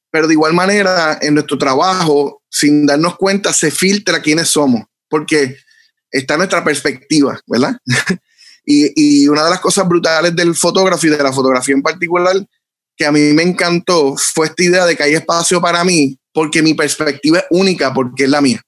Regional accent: Bayamón, Puerto Rico; also born or lived in Ceiba; yo nací en Ceiba, pero sí, criado en Bayamón

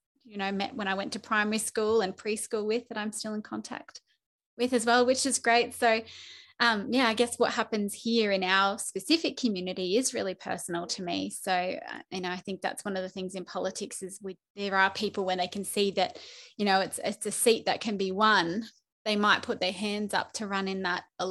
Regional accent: Toowoomba, Queensland, Australia; also born or lived in Townsville; I'm a Toowoomba local through and through. I was born in Townsville

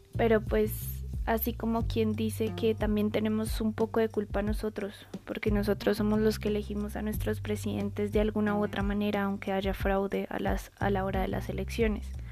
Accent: Colombia

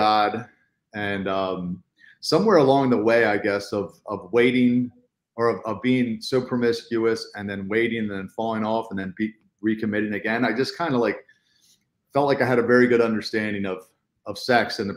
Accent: Baltimore, Maryland, United States; I was born and raised in Baltimore.

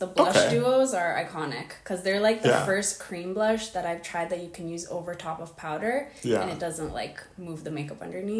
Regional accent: Calgary, Alberta, Canada; born and raised in Calgary

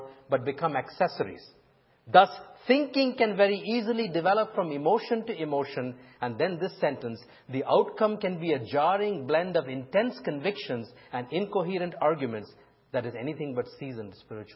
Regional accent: India; moved away; when I was growing up in India

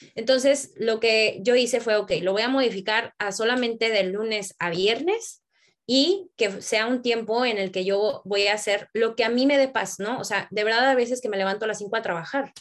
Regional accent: Tampico, Tamaulipas, Mexico; moved away as an adult; now in Mexico City, Mexico; yo crecí en Tampico

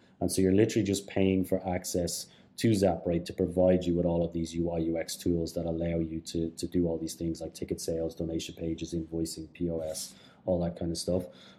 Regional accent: Canada; Just as a Canadian, I knew … and I thought like, all right, these guys are great.

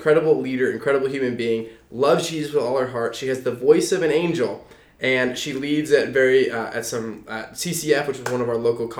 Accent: West Coast, United States; now in Georgia, United States; I grew up on the West Coast, so fraternities and sororities aren't as popular out there.

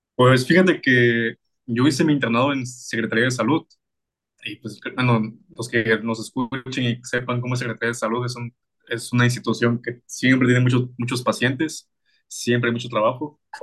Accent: Oaxaca, Mexico; yo soy de aquí de Oaxaca

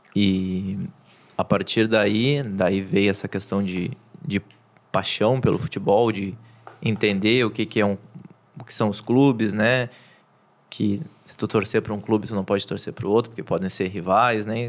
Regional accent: Porto Alegre, Rio Grande do Sul, Brazil; nascido e criado em Porto Alegre

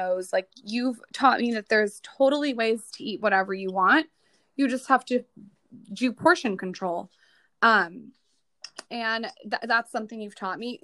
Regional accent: United States; As an American

